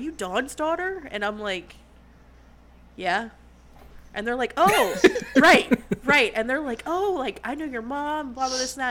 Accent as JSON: {"language": "English", "region": "Maryland", "country": "United States", "moved": "yes", "lives_now": "North Carolina, United States", "said": "I'm from Maryland originally, but I live in North Carolina now"}